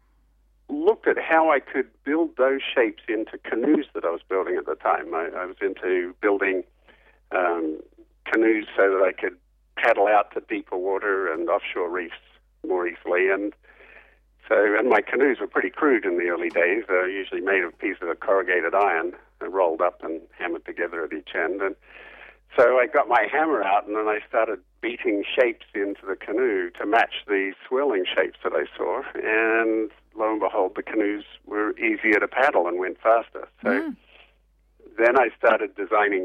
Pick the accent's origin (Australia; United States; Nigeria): Australia; Perth, Western Australia; I grew up in Perth on the West Coast